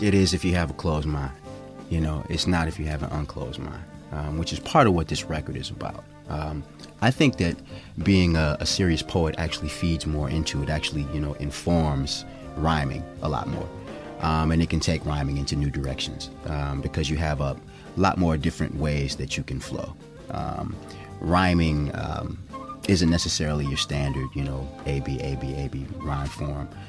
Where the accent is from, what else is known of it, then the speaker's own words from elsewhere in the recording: Cleveland, Ohio, United States; now in Oakland, United States; I'm originally from Cleveland, Ohio